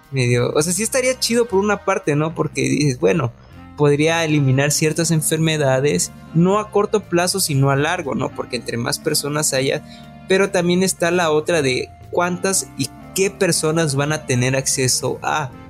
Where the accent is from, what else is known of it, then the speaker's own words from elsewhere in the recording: Monterrey, Nuevo León, Mexico; Soy de Monterrey.